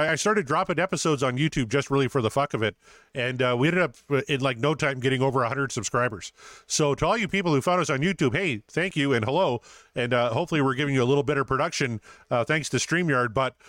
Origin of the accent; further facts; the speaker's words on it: Saskatchewan, Canada; I'm not American. I do. Yeah. Schlitz is garbage, though. I remember, when I was a kid, I lived about 50 minutes away from the American border. So we would drive to Plentywood, Montana.